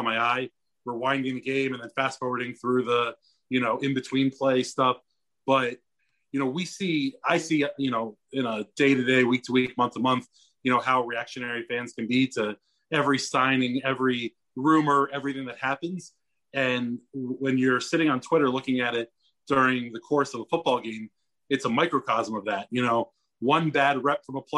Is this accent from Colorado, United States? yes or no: no; DC area, Maryland, United States; I grew up in the DC area. I grew up in Maryland